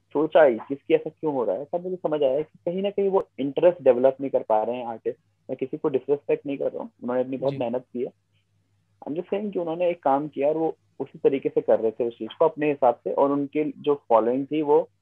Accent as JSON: {"language": "Hindi", "region": "Uttarakhand", "country": "India", "said": "हमारे लोकल लोग हैं जो हमारे उत्तराखंड की जो जनसंख्या है"}